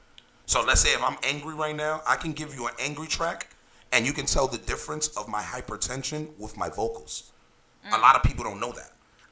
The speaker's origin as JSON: {"language": "English", "town": "New York City", "region": "New York", "country": "United States", "tie": "born or raised there", "said": "I'm from the Bronx"}